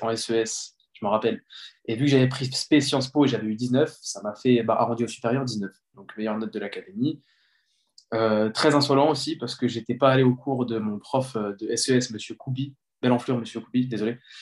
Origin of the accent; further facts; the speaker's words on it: Les Mureaux, Île-de-France, France; also born or lived in Colombes / Sartrouville; J'ai grandi au Mureau, dans les Yvelines. Puis, j'ai déménagé à Sartrouville.